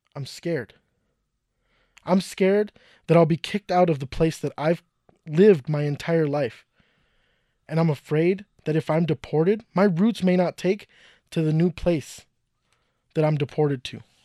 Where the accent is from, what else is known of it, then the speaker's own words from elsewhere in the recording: Colorado, United States; When I was a kid growing up in Colorado